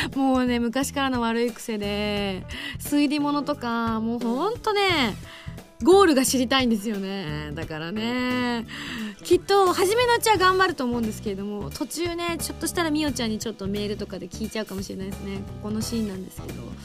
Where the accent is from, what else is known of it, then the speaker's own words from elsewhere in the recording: Yamaguchi, Japan; 自分がねあの生まれ育った山口の実家のある場所